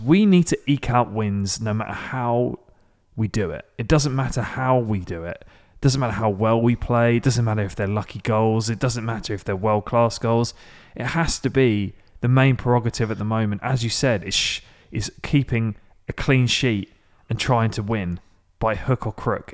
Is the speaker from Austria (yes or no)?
no; England, United Kingdom; now in Nashville, United States; as an English person